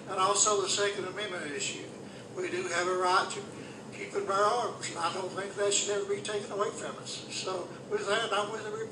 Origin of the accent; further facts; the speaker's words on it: Johnson City, Tennessee, United States; also born or lived in Kingsport, Tennessee; born in Kingsport, Tennessee, and I grew up in Johnson City. I've lived here all my life.